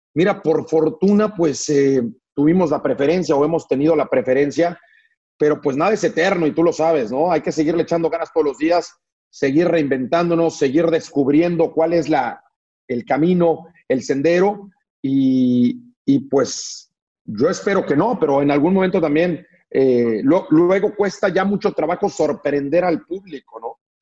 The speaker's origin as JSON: {"language": "Spanish", "region": "Mexico City", "country": "Mexico", "also_born_or_lived": "Liverpool, England", "said": "somos una familia de la Ciudad de México"}